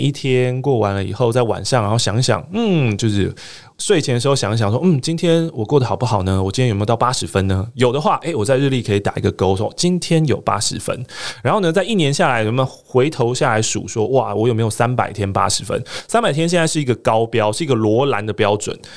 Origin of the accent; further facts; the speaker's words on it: Taiwan; 我们身为台湾人嘛